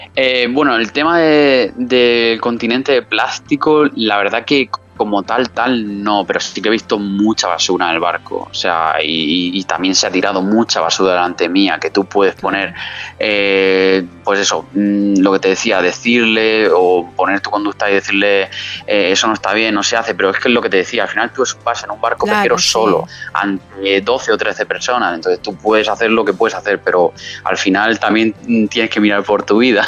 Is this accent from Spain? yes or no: yes; San Miguel de Salinas, Valencian Community, Spain; moved away as an adult; also born or lived in Murcia / England; now in Madrid, Spain; hasta el año pasado yo estaba viviendo en, mi pueblo, San Miguel de Salinas